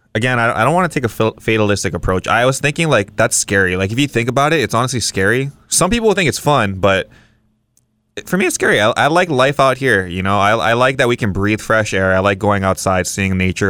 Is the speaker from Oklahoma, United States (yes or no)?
no; Kauai, Hawaii, United States; I'm from Kauai